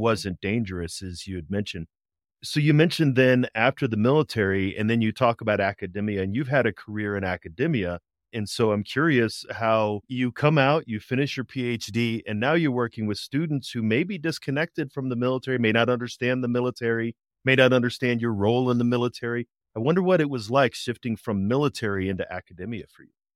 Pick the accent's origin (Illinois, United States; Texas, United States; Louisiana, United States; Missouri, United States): Missouri, United States; St. Louis; I grew up in Saint Louis, Saint Louis City, and then the suburbs